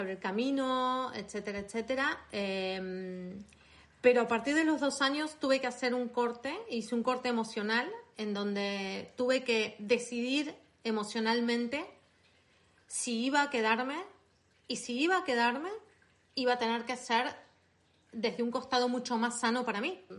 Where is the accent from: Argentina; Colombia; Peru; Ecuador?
Argentina; Buenos Aires; accent: Argentine; moved away as an adult; now in Catalonia, Spain; soy argentina. Eh, nací en Buenos Aires eh, y llevo en España 20 años.